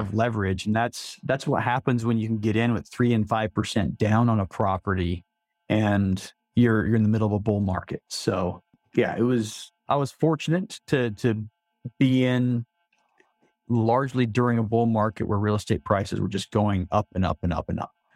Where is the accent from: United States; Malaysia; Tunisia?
United States; Salt Lake City, Utah; I was born and raised in Salt Lake City